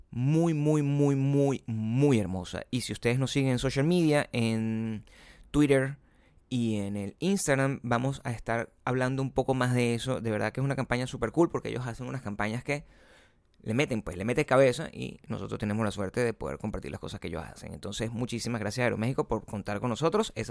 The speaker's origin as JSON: {"language": "Spanish", "country": "Dominican Republic", "lives_now": "Los Angeles, United States", "said": "Los dominicanos aquí en Los Ángeles que se sienten como nosotros, como que ella, yo soy dominicano"}